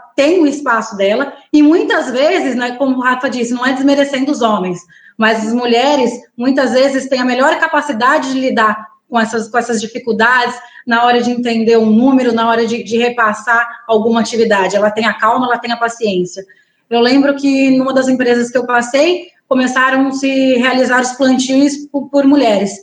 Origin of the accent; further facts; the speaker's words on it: Garça, São Paulo, Brazil; moved away as an adult; also born or lived in Maranhão; Eu sou do interior de São Paulo, sou da região de Garça.